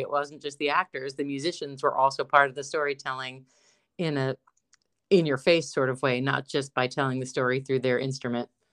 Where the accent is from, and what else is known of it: Johnstown, Pennsylvania, United States; moved away